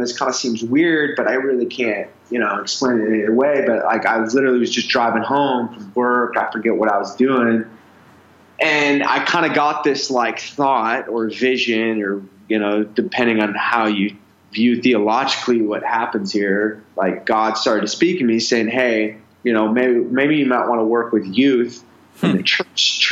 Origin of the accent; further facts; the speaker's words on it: Minneapolis, Minnesota, United States; also born or lived in Arizona; I was raised in Minneapolis, Minnesota, up north